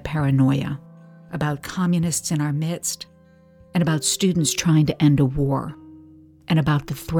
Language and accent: English; St. Louis, Missouri, United States; All of it forged in the peculiar crucible of my hometown, St. Louis.